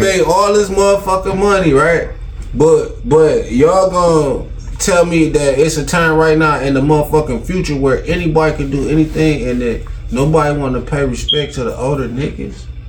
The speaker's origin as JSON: {"language": "English", "town": "Detroit", "region": "Michigan", "country": "United States", "tie": "born or raised there", "said": "I'm from Detroit, Michigan"}